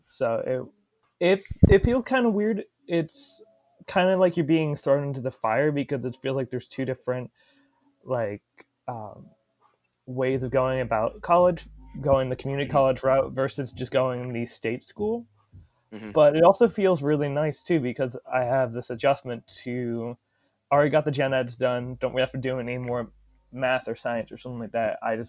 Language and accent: English; Germantown, Ohio, United States; also born or lived in Dayton, Ohio; I am actually originally from Dayton, Ohio. I've born there and raised in the small town of Germantown, which is in the middle of absolutely nowhere.